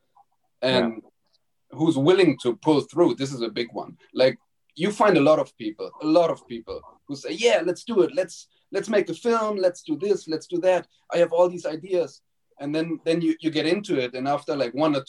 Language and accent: English; Germany; moved away; there was a school in my hometown when I went back to Germany